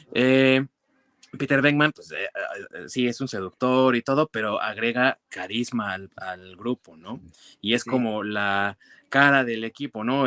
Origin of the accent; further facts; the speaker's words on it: Mexico; con nosotros como mexicanos